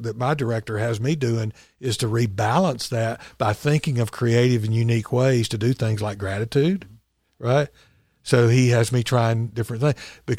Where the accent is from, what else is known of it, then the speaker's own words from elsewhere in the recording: Chelsea, Alabama, United States; Well, I'm from Chelsea.